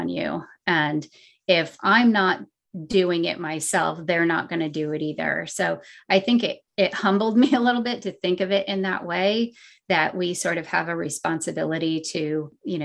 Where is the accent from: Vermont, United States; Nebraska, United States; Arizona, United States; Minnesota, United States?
Vermont, United States; moved away; also born or lived in Massachusetts; growing up in Vermont and living in Massachusetts